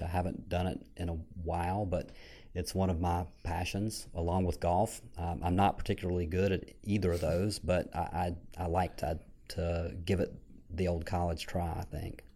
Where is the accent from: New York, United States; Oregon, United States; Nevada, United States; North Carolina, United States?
North Carolina, United States; Franklinton; I grew up in a small town called Franklinton. uh, here in, uh, North Carolina, about forty-five minutes north of Raleigh